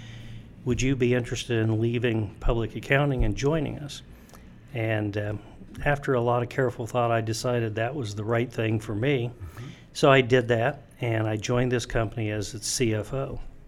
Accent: Ohio, United States; I grew up in Ohio, went to college in Ohio

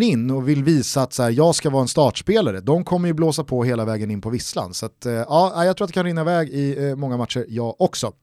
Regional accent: Stockholm, Stockholm County, Sweden; vi är väl också stockholmare i Stockholm

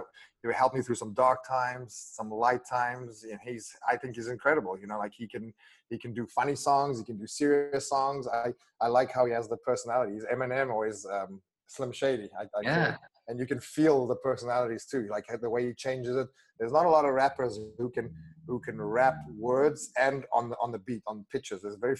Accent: South Africa; first language af; English is a second language; My first language is Afrikaans, and we have a lot of really good swear words.

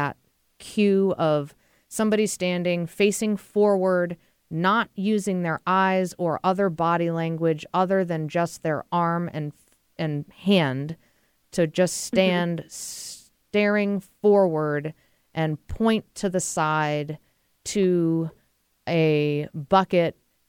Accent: New England, United States; Beautiful place, my neck of the woods. I'm from New England, so definitely check that out.

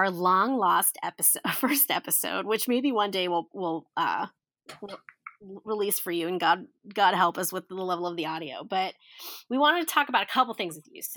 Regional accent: Northeast Ohio, United States; I'm from Northeast Ohio. I say pop.

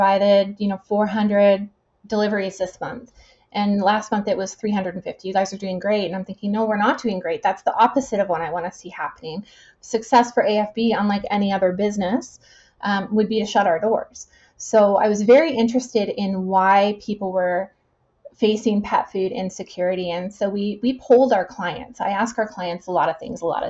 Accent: Winnipeg, Manitoba, Canada; now in Kelowna, Canada; I'm from Winnipeg.

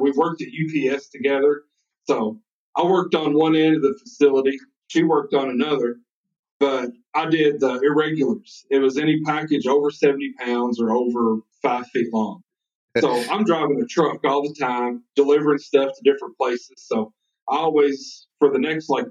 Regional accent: New Castle, Kentucky, United States; I grew up in farming country, a little town called Newcastle, Kentucky.

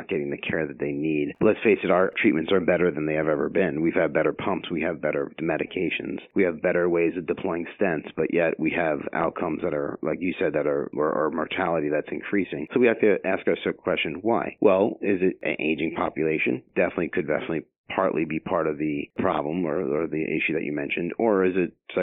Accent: Long Island, New York, United States; moved away as an adult; also born or lived in Philadelphia / New Jersey / Pennsylvania; I'm originally from Long Island, New York

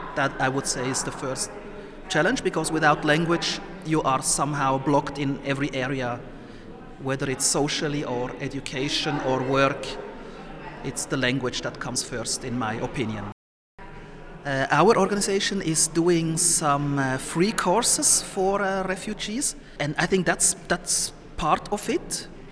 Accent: Somalia; now in Switzerland; I was born in Somalia, but I am here since 30 years, over 30 years in Switzerland

